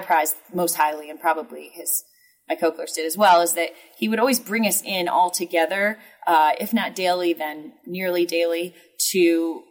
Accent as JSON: {"language": "English", "town": "Indianapolis", "region": "Indiana", "country": "United States", "moved": "yes", "lives_now": "St. Louis, United States", "said": "I'm originally from Indianapolis, and my husband is from St. Louis"}